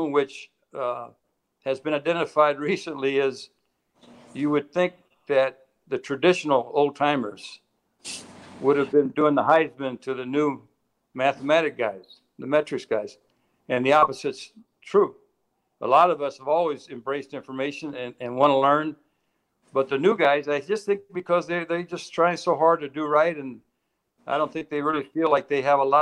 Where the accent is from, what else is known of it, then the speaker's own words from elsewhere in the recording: Tampa, Florida, United States; I was raised in Tampa, Florida